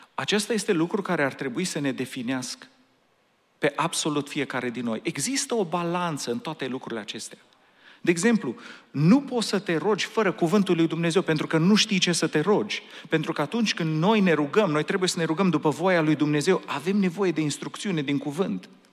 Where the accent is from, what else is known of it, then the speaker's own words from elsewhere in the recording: Romania; now in Anaheim, United States; noi suntem români